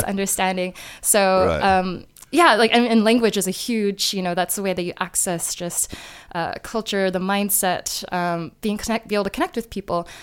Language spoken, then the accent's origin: English; New Jersey, United States; moved away as an adult; also born or lived in North Carolina; now in China; I grew up in the Northeast in New Jersey